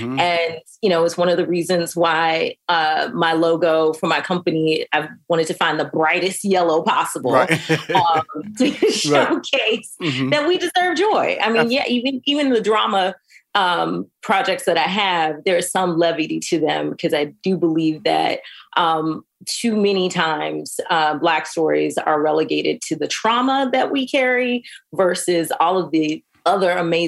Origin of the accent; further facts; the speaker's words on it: the South, United States; going there as an 18-year-old after growing up in the South and the Midwest was definitely a culture shock.